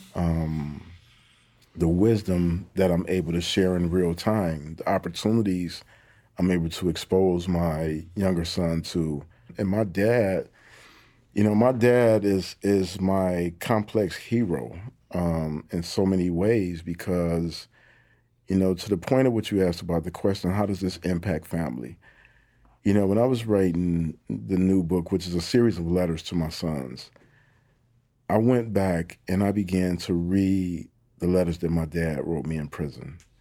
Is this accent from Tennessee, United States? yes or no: no; Detroit, Michigan, United States; I come from, you know, the east side of Detroit. You know, I'm super proud of my hometown